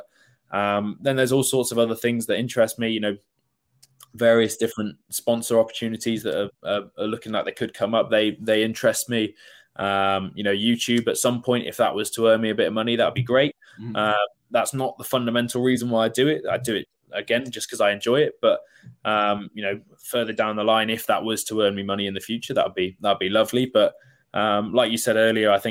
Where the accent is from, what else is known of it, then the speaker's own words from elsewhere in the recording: Worcester, West Midlands, United Kingdom; So I'm from Worcester